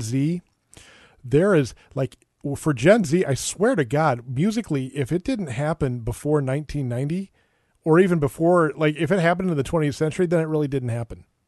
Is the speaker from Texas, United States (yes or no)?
no; Minneapolis, Minnesota, United States; I, I, grew up in Minneapolis